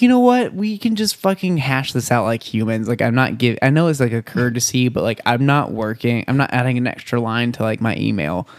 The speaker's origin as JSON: {"language": "English", "town": "Bonham", "region": "Texas", "country": "United States", "tie": "born or raised there", "said": "in my hometown of Bonham, Texas, Mm-hmm. I grew up hearing people pray to Daddy God"}